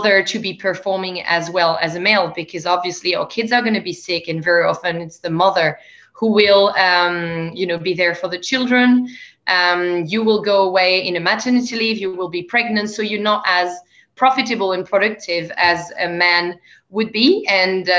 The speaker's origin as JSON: {"language": "English", "country": "France", "also_born_or_lived": "Canada / England", "accent": "French", "second_language": "English", "moved": "as an adult", "lives_now": "Australia", "said": "As people may hear from my accent, I'm actually from France. I live in Australia, in the lucky country."}